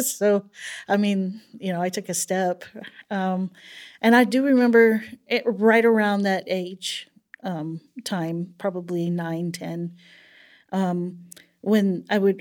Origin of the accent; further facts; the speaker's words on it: El Paso, Texas, United States; I was born in El Paso, Texas, and I'm the oldest of seven children